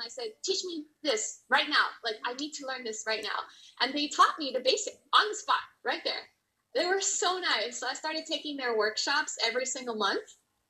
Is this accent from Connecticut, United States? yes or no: no; near the border by Reynosa, South Texas, United States; also born or lived in Dallas, Texas; now in Oklahoma, United States; I'm actually from South Texas by the border of Reynosa. Oh, okay. You know, that's where I was born.